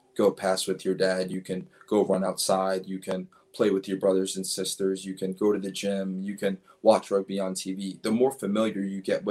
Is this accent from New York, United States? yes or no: yes; New York City, New York, United States; I grew up in Brooklyn, New York, and I went to school